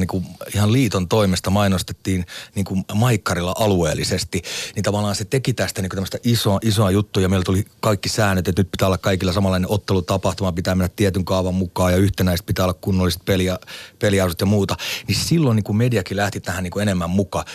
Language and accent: Finnish; Lahti, Päijät-Häme, Finland; Meillä Lahdessa, joka oli tämmöinen niin keskikokoinen kaupunki